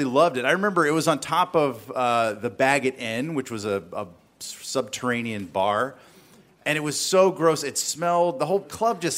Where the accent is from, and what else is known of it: the South, United States; born or raised there